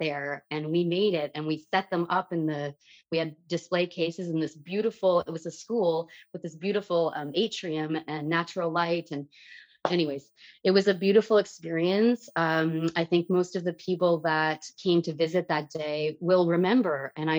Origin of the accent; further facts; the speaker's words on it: Dryden, Ontario, Canada; I grew up in Dryden, Ontario.